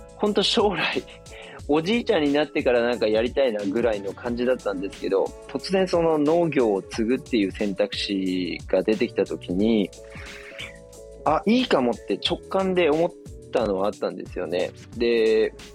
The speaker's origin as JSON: {"language": "Japanese", "region": "Miyazaki", "country": "Japan", "tie": "born or raised there", "also_born_or_lived": "Tokyo", "moved": "as an adult", "said": "あの地元の宮崎県に U ターンしまして"}